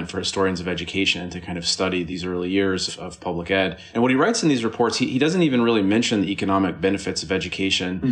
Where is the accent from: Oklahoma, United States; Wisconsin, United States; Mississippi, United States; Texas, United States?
Mississippi, United States; moved away; I grew up in Mississippi